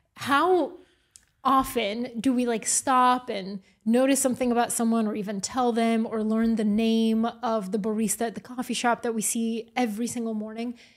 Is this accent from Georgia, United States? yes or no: yes; Atlanta, Georgia, United States; also born or lived in Bulgaria; now in New York, United States; I have the experience of being born in Bulgaria, growing up in Atlanta and then moving to New York